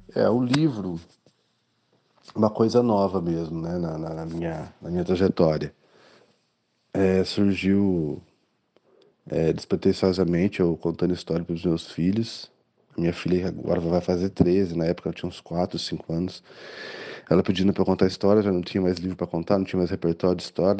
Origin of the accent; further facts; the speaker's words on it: Cornélio Procópio, Paraná, Brazil; now in Londrina, Brazil; eu morava em Cornélio Procópio, que eu sou de Cornélio Procópio